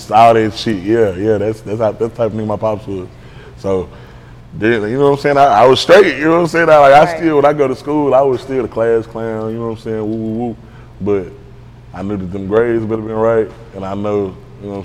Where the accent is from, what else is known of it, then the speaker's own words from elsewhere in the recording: Dallas, Texas, United States; I'm from Pleasant Grove